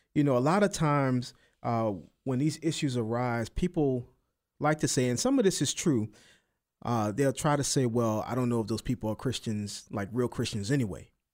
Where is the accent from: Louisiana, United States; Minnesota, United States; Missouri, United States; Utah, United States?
Louisiana, United States; New Orleans; accent: New Orleans; my, my little accent, my New Orleans accent